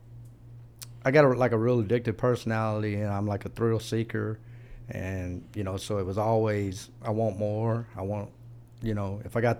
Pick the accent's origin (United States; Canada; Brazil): United States; Pasadena, Texas; also born or lived in Corsicana, Texas / Houston, Texas; I was born in Corsicana, way out in the middle of the, you know, the woods. And then right around five, we moved to Houston. And I grew up in the Pasadena, Texas area.